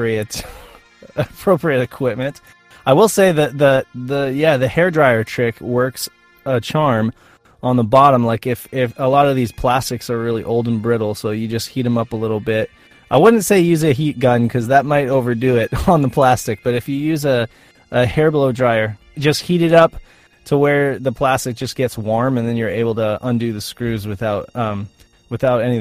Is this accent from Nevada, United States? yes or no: yes; Reno, Nevada, United States; I grew up in Reno